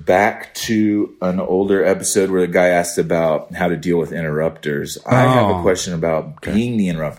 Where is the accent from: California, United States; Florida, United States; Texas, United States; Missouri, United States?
Texas, United States; East; I'm from East Texas.